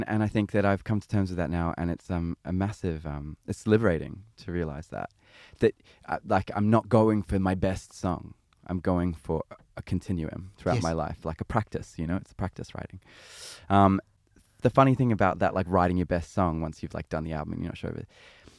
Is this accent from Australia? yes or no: yes; Sydney, New South Wales, Australia; I'm Australian. I was born and raised in Sydney.